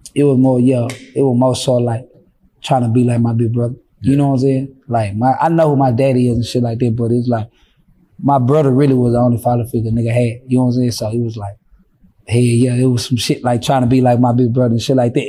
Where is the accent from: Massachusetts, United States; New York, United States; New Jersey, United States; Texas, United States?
Texas, United States; Fort Worth; I'm from Fort Worth